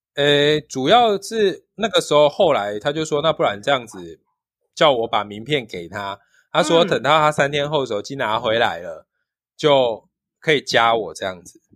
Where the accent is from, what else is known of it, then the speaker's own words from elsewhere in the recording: Taiwan; 我们是从台湾来的